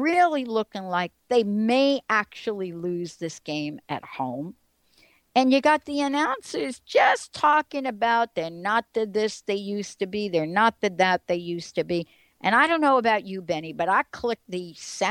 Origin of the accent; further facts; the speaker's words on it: East Coast, United States; now in Seattle, United States; growing up on the East Coast, being part of Giants Stadium and the building